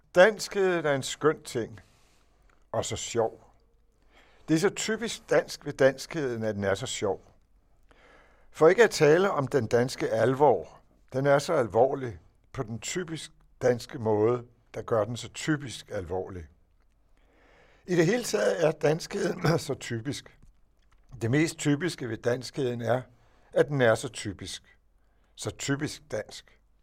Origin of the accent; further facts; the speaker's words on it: Denmark; jeg er dansker